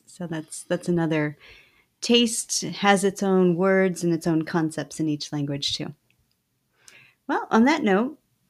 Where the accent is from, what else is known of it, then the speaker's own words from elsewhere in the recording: United States; I know I'm too American.